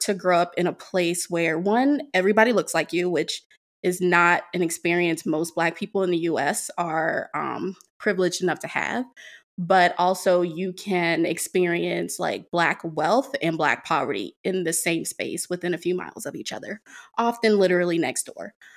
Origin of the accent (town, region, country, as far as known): Prince George's County, Maryland, United States; born or raised there